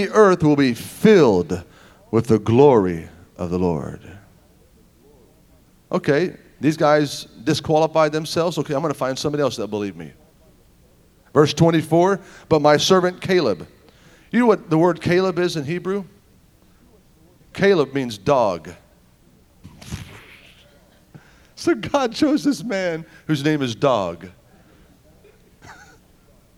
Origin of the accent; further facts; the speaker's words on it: Tulsa, Oklahoma, United States; I'm from Tulsa